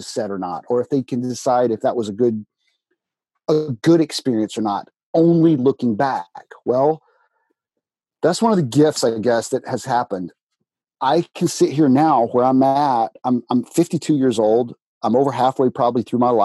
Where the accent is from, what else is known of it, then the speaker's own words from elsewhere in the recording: Alabama, United States; I was born in the South of America, United States of America, Alabama. Went to an Alabama high school